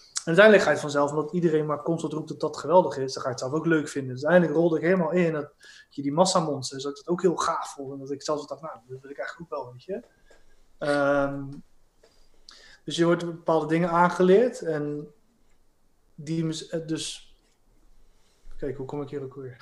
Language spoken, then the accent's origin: Dutch; Rotterdam, South Holland, Netherlands; ik ben een Rotterdammer